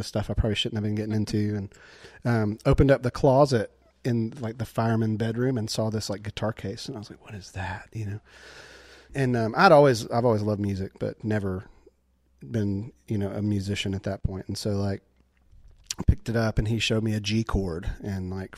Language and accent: English; LaGrange, Georgia, United States; When I grew up there, LaGrange